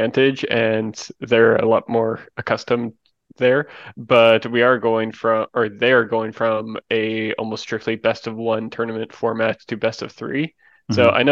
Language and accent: English; Canada; Canada. I have to root for my home country